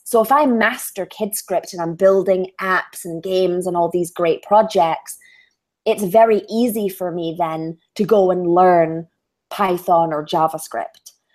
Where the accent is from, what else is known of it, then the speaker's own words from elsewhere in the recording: Edinburgh, Scotland, United Kingdom; accent: Scottish; I was born in Scotland, raised in Scotland